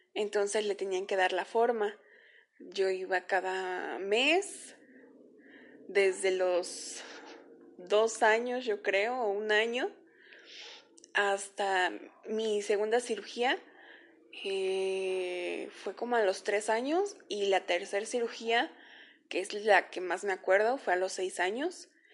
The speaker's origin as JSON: {"language": "Spanish", "region": "Veracruz", "country": "Mexico", "tie": "born or raised there", "said": "yo nací en el estado de Veracruz, por ahí del año de 1994"}